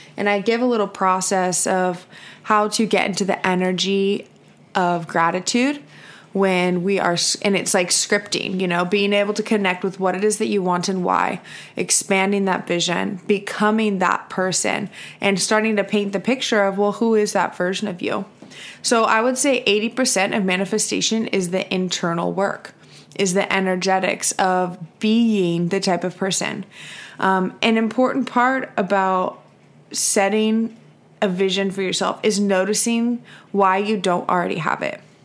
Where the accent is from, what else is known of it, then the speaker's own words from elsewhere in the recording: California, United States; I'm from California